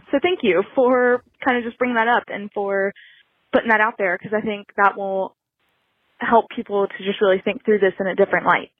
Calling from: Rome, Georgia, United States; I'm calling from Rome, Georgia, teeny little town

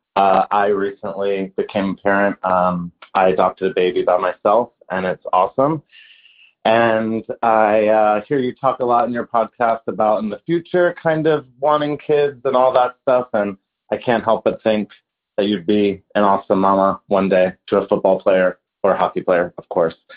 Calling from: New York, United States; I'm calling from New York

